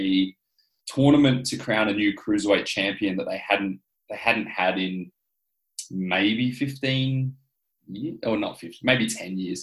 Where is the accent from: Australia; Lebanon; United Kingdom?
Australia; Adelaide, South Australia; now in Perth, Australia; I'm from Adelaide, South Australia, much as yourself, currently residing in Perth, Western Australia